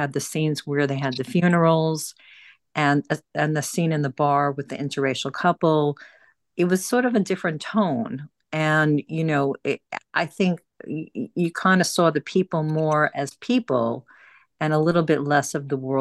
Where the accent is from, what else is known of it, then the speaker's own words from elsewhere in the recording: Long Island, New York, United States; I grew up in Long Island, which is outside of New York City